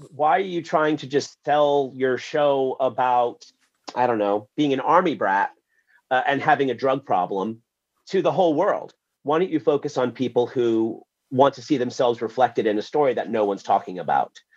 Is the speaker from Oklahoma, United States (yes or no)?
no; New York City, New York, United States; I was born in Wyckoff Heights, Queens, in the middle of the blackout